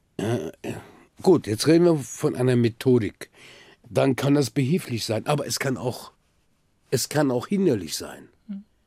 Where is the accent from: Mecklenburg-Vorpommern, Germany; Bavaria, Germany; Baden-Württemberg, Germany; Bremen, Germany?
Bremen, Germany; also born or lived in Silifke, Mersin, Turkey; now in Berlin, Germany; Ich bin in Bremen aufgewachsen